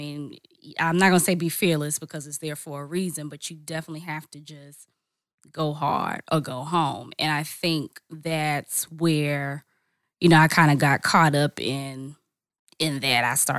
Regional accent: Charlotte, North Carolina, United States; now in Atlanta, United States; I'm originally from Charlotte, North Carolina, or by way of Charlotte, North Carolina. But I've been in Atlanta for a while.

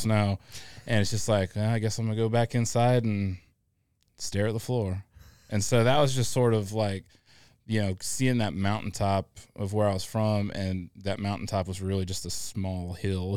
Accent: Illinois, United States; also born or lived in Atlanta; now in Augusta, United States; I grew up in the Midwest in Illinois, uh, not the Chicago part of Illinois

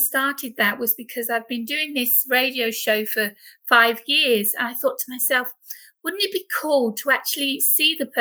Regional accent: United Kingdom; accent: British; now in Corfu, Greece; as you can tell by my accent, I am British. I live over on the island of Corfu in Greece

